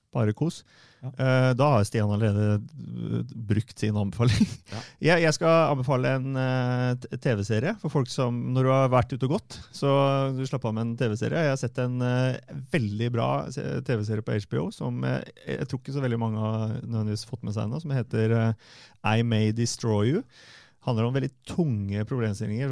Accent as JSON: {"language": "Norwegian", "town": "Fredrikstad", "region": "Østfold", "country": "Norway", "said": "jeg er jo fra Selbakk."}